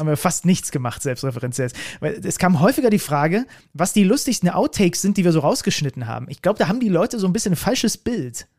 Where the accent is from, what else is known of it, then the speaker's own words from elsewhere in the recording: Reinsdorf, Saxony, Germany; da wo ich herkomme. Ich komme aus dem Dorf Reinsdorf.